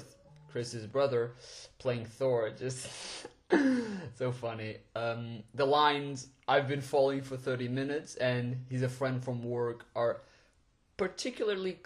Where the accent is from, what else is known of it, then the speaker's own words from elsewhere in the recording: Portugal; moved away as an adult; also born or lived in London; I was born and raised in Portugal, and after high school I decided to go to London alone to attend university